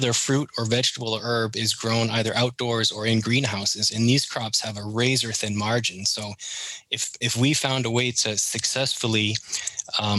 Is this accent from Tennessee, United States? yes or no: no; Maine, United States; accent: Canadian; moved away as an adult; also born or lived in Canada; now in Vero Beach, United States; growing up in Maine and spending a couple of years working in Canada